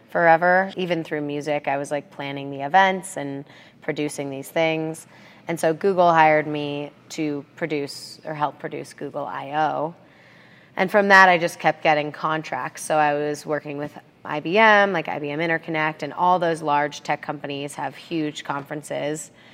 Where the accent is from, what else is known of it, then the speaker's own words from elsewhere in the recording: Aspen, Colorado, United States; moved away as an adult; also born or lived in San Francisco, California; I grew up in Aspen, Colorado